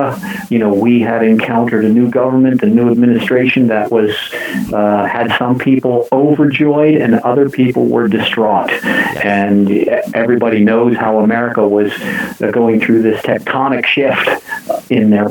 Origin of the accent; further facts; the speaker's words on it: United States; I'm about a seventh generation American, so I'm about as American as we can be